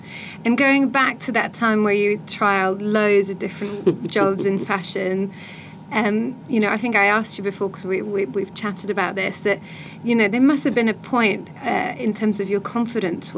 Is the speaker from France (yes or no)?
yes; France; moved away; I grew up in France